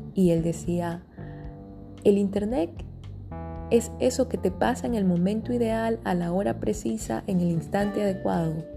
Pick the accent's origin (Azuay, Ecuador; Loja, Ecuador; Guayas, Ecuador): Guayas, Ecuador; Guayaquil; en mi país, Ecuador. Estoy en Guayaquil, mi ciudad natal